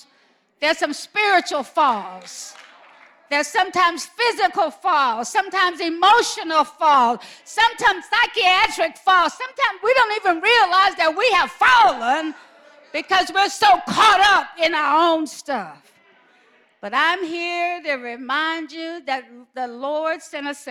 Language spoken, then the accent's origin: English; Alabama, United States; I'm from Alabama.